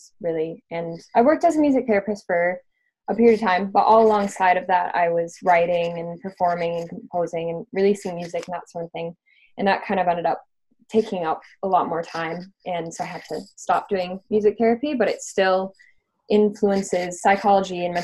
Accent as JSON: {"language": "English", "region": "Minnesota", "country": "United States", "moved": "yes", "lives_now": "London, United Kingdom", "said": "I am London-based, although I'm from Minnesota originally"}